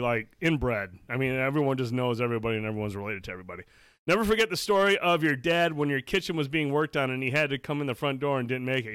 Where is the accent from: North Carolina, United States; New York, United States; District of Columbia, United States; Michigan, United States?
Michigan, United States; Shields; I grew up in Shields.